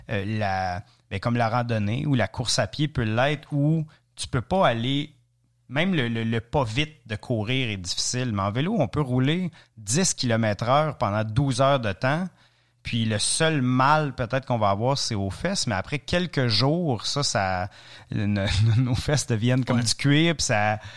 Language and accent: French; Ontario, Canada; prison en Ontario. C'est très, très, très, très francophone, comme vous pouvez certainement entendre dans mon accent. Et, euh, après ça, Université à Ottawa, Université à Montréal, et éventuellement le, tour du monde.